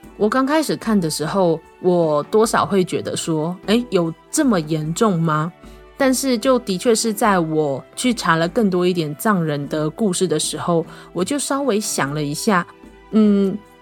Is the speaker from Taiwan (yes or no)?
yes; Taiwan; 身为一个台湾人